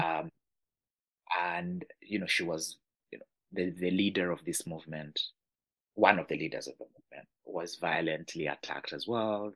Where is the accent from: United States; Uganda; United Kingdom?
Uganda; I'm from Uganda